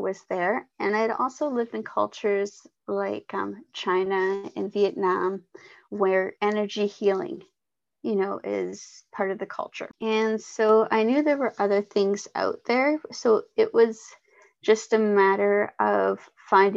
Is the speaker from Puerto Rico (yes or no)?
no; Vancouver Island, British Columbia, Canada; I'm from Vancouver Island, British Columbia, Canada.